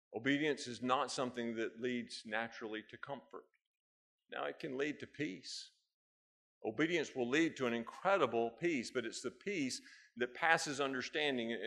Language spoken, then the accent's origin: English; United States; I'm an American